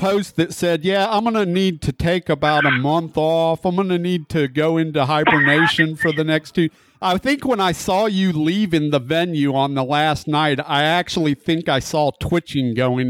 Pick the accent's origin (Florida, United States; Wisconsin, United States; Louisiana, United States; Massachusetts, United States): Florida, United States; where I grew up down in the Panhandle